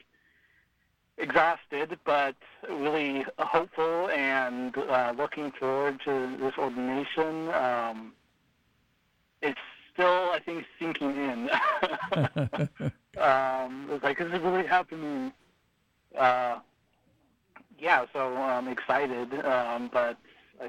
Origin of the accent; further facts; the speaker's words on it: Whitmore, California, United States; I was raised outside of Redding, California